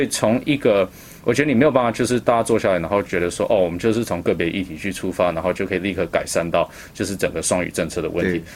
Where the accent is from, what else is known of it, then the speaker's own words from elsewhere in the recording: Vancouver, British Columbia, Canada; now in Taipei, Taiwan; 我是Vancouver boy